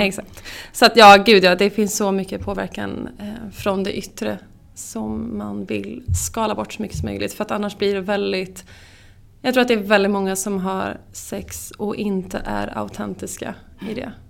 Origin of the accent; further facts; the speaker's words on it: Skara, Västra Götaland, Sweden; moved away as an adult; now in Stockholm, Sweden; jag är från Skara, bor i Stockholm sedan tio år tillbaka